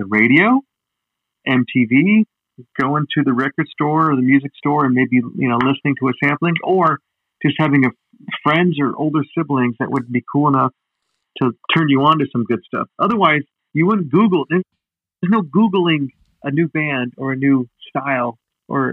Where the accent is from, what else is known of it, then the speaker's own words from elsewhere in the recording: Los Angeles, California, United States; also born or lived in Idaho / Oregon / Salt Lake City, Utah; I grew up in Idaho, Oregon and Utah until I was like 9 years old. And then when I was 9, I moved out to North Hollywood